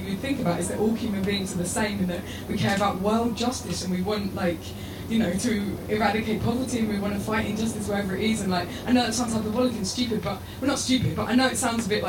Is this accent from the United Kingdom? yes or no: yes; England, United Kingdom; accent: English; you can hear from my voice that I'm English and it's obvious that I grew up in England.